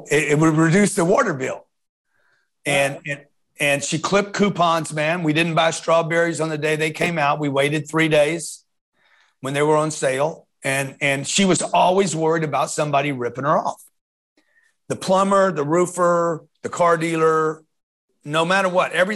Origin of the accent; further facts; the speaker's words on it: Lake Charles, Louisiana, United States; I grew up in Lake Charles, Louisiana, on 10th Street